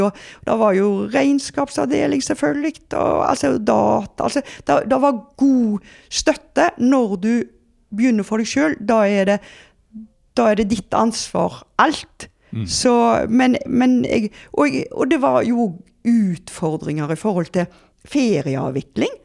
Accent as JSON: {"language": "Norwegian", "town": "Haugesund", "region": "Rogaland", "country": "Norway", "said": "jeg er jo fra Haugesund"}